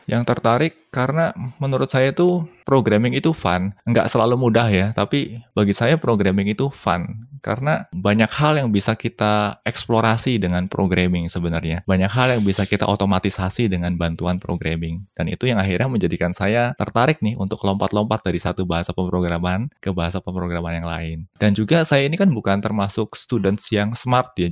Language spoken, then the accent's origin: Indonesian; Indonesia; moved away as an adult; saya dari Indonesia